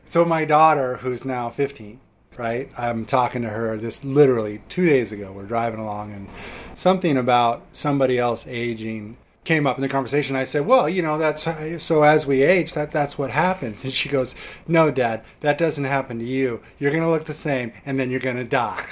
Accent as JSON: {"language": "English", "town": "Oakland", "region": "California", "country": "United States", "tie": "born or raised there", "said": "I was born and raised in Oakland, California, and uh, grew up in the Bay Area"}